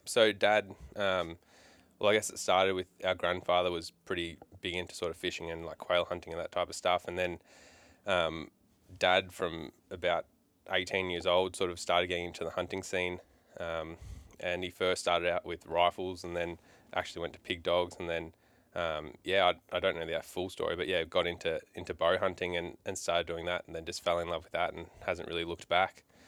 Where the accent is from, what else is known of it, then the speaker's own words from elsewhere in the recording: Melbourne, Victoria, Australia; now in Townsville, Australia; I grew up in Melbourne for the first part of my life